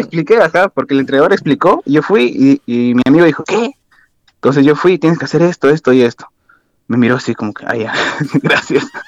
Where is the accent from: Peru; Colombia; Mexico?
Peru; Lima; moved away as an adult; also born or lived in Ayacucho; now in Passau, Germany; prácticamente crecí en Lima todo